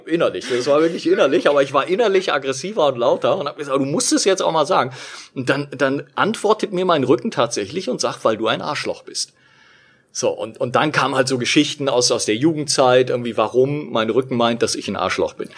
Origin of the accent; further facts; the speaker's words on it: Berlin, Germany; in unserer Berliner Wohnung, wo ich, wo ich aufgewachsen bin